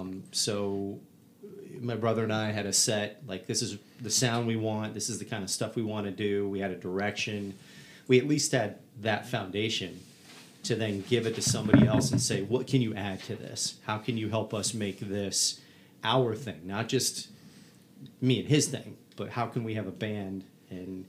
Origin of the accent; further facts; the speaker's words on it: Southern Virginia, United States; We're from Southern Virginia, and our parents are from up here